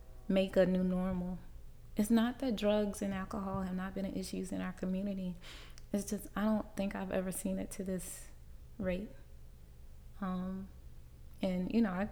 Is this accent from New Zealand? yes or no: no; Riverdale, Georgia, United States; I grew up in Riverdale, Georgia.